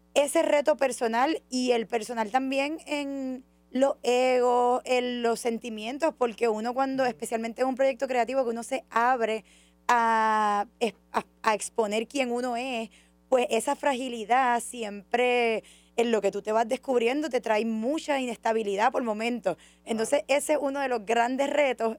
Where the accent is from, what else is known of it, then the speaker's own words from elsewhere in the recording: Orocovis, Puerto Rico; mi trasfondo académico empieza en Orocovis, en la montaña, en el río